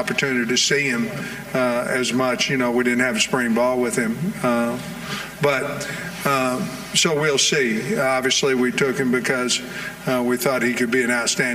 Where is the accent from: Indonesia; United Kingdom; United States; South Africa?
United States; Oklahoma; I'm from Oklahoma. Grew up a Sooner fan until I moved out to Eastern Oklahoma, became a Hog fan